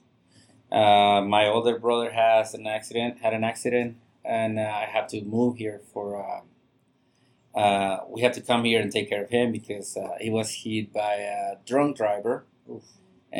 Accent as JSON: {"language": "English", "town": "Monterrey", "region": "Nuevo León", "country": "Mexico", "moved": "as an adult", "lives_now": "Denver, United States", "said": "I'm 42, so I'm from Monterrey, Mexico"}